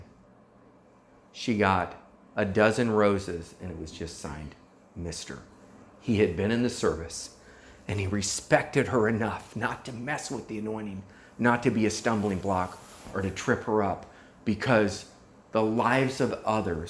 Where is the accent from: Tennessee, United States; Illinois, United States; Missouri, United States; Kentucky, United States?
Missouri, United States; Warrensburg; moved away; I grew up in Warrensburg, Missouri, 9 miles from Catherine Kuhlman